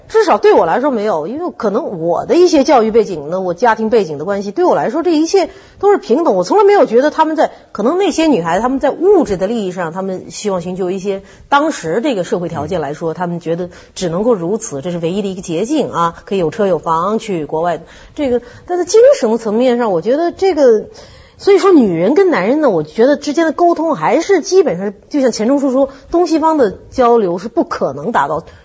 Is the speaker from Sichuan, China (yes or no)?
no; Shanghai, China; 我是上海人，我也不能代表全体上海市民来说话